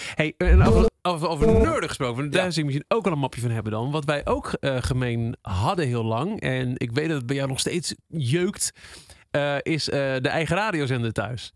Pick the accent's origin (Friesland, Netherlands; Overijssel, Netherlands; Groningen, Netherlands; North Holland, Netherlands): Overijssel, Netherlands; Twente; we komen allebei uit Twente